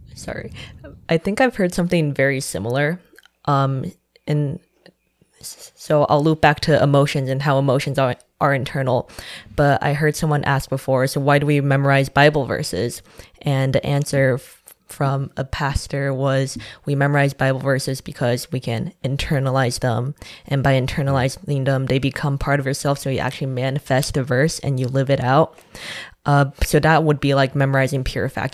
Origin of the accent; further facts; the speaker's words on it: Shanghai, China; now in New York City, United States; I am also from Shanghai, China, and I'm currently in New York City